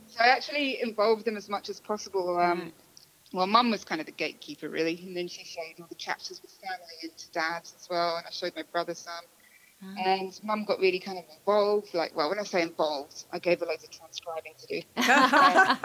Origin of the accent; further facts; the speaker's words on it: England, United Kingdom; I'm English